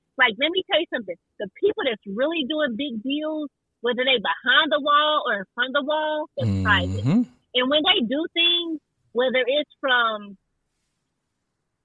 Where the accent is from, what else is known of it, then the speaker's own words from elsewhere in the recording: Kansas City, Missouri, United States; I'm from Kansas City, Missouri